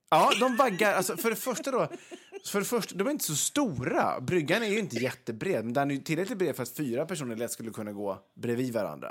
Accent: Vegby, Västra Götaland, Sweden; Vegby då, där jag kommer ifrån

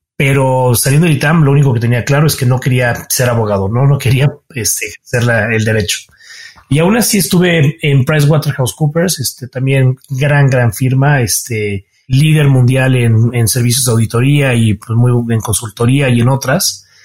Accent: Cuernavaca, Morelos, Mexico; moved away as an adult; now in Mexico City, Mexico; soy chilango, mucho orgullo, aunque nací aquí en la Ciudad de México, pero de temprana edad viví en Cuernavaca. Entonces mi infancia y los formativos los pasé allá

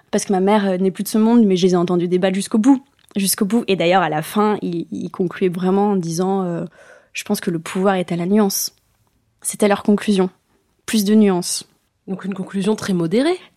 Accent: Bayonne, Nouvelle-Aquitaine, France; also born or lived in Spanish Basque Country; Moi, je suis native de Bayonne, mais après, on a vite gravité Pays Basque, mais côté espagnol, donc on est passé de l'autre côté de la frontière.

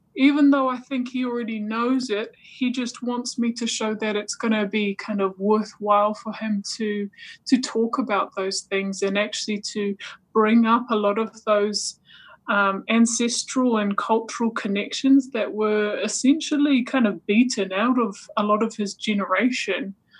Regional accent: Waikato, New Zealand; I grew up in the Waikato, so I kind of uh, didn't realize I was Niuean for, for quite a significant chunk of my childhood.

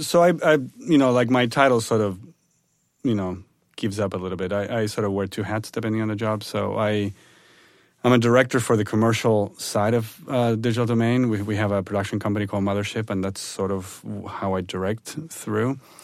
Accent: Buenos Aires, Argentina; moved away; I'm originally from Argentina, from Buenos Aires

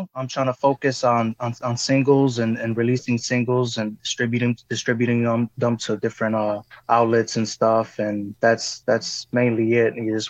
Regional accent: Chicago, Illinois, United States; first language es; English is a second language; I was bilingual. I started speaking Spanish. I learned English in school here in Chicago.

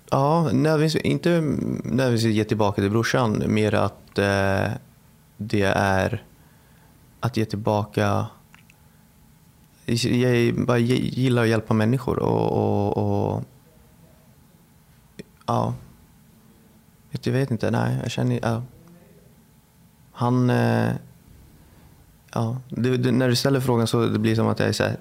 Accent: Bagarmossen, Stockholm County, Sweden; Eh, Bagarmossen.

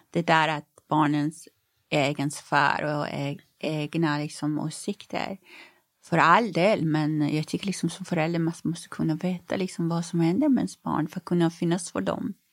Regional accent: Iran; now in Sweden; Hemma i Iran?

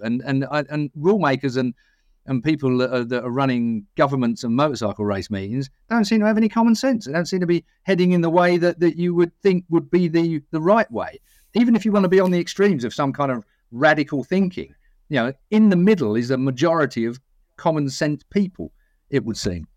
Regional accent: Essex, East of England, United Kingdom; I'm from Essex

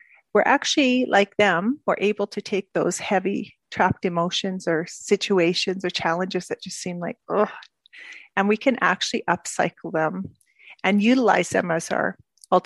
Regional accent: Edmonton, Alberta, Canada; moved away as an adult; also born or lived in Asia / Middle East; now in Belgium; I grew up in Canada, in Edmonton.

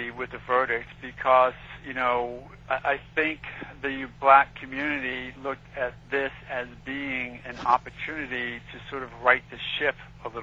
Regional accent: New York City, New York, United States; now in Florida, United States; I grew up in Queens

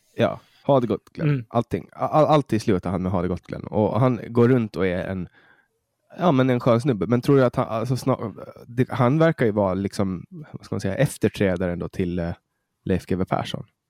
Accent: Åland Islands; Jag skulle säga ålänning

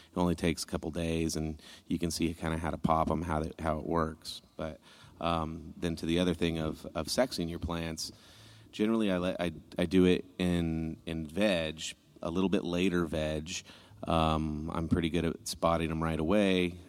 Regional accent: Northern California, United States; I'm from Northern California in the mountains, so it was a kind of a way of life

